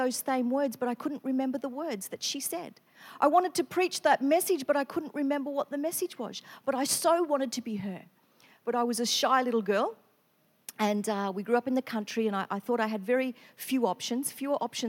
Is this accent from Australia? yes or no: yes; country western Victoria, Australia; now in Queensland, Australia; I grew up in Victoria, country western Victoria.